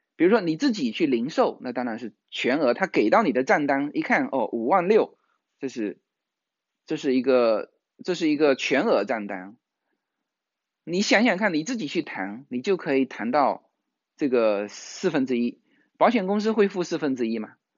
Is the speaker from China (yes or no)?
yes; Fujian, China; now in California, United States; 我们福建人